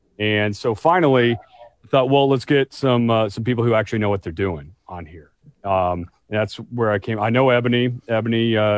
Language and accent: English; Nixa, Missouri, United States; also born or lived in Springfield, Missouri; I come from Springfield, Missouri, where it is 92% white, which is... And I come from Nixon, Missouri, which is just south of Springfield, just a little smaller city, and it is even more so white.